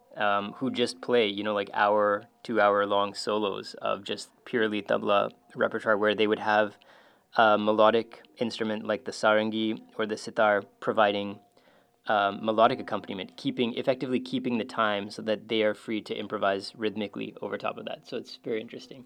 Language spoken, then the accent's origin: English; Calgary, Alberta, Canada; I grew up in Calgary